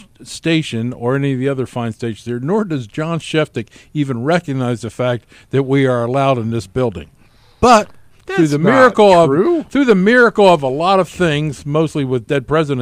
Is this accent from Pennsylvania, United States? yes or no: yes; Philadelphia, Pennsylvania, United States; Philadelphia, my hometown.